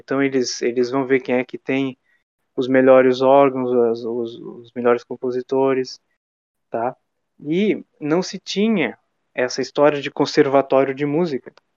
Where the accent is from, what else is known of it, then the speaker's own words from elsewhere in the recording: Jaguarão, Rio Grande do Sul, Brazil; eu moro numa cidade, por exemplo, que se chama Jaguarão, é minha cidade natal